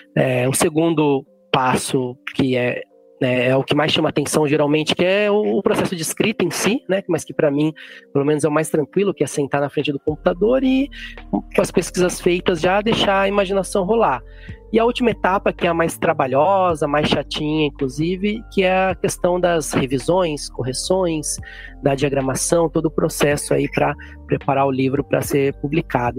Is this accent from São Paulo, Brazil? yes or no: yes; Jundiaí, São Paulo, Brazil; moved away as an adult; also born or lived in Mogi Mirim, São Paulo / Viçosa, Minas Gerais; now in Itanhaém, Brazil; Eu fui criado mesmo em Jundiaí, também no interior, fica bem próximo da, da capital.